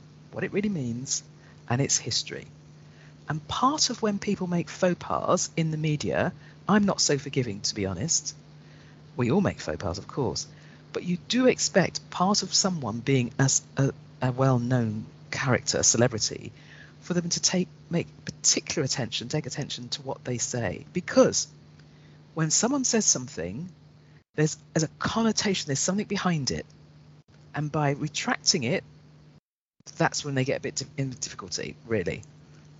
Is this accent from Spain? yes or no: no; London, United Kingdom; growing up in London